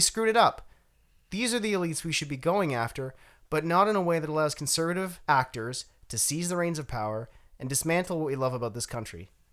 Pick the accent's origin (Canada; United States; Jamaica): Canada; I have a duty as a Canadian